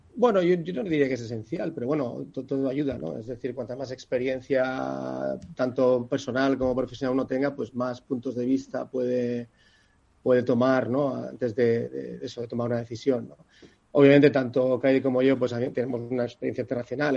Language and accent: Spanish; Barcelona, Catalonia, Spain; soy de Barcelona